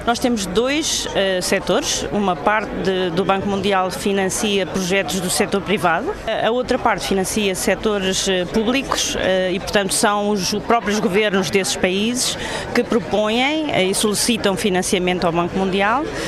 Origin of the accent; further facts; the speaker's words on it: Portugal; sou portuguesa